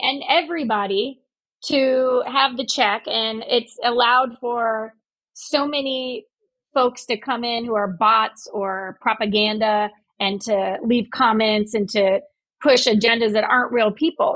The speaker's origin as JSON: {"language": "English", "region": "Indiana", "country": "United States", "said": "I'm from Indiana"}